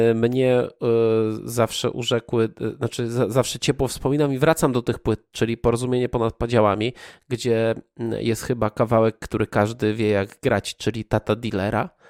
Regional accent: Poland; wychowaliśmy się już w wolnej Polsce

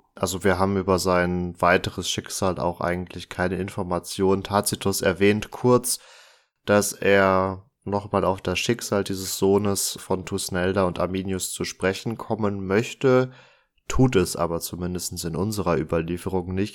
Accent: Münsterland, North Rhine-Westphalia, Germany; meinem Heimatort

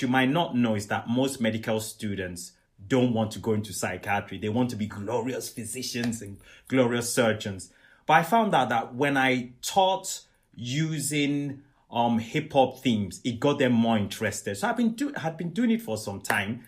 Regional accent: Nigeria; Where I come from, I'm Nigerian, I'm Yoruba

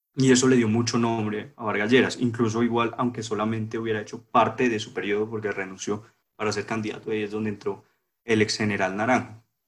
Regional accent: Colombia

